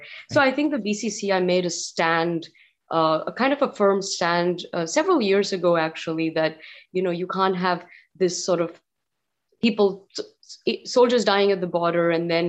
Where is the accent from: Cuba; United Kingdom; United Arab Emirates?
United Arab Emirates; Dubai; So my, you know, a little background, I grew up in Dubai. So I grew up playing and watching cricket with my Pakistani neighbors